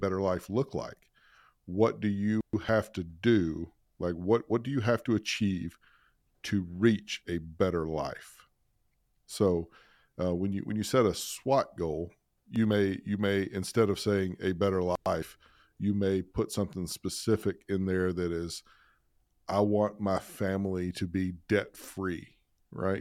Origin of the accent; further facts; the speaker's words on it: Alabama, United States; I grew up in Alabama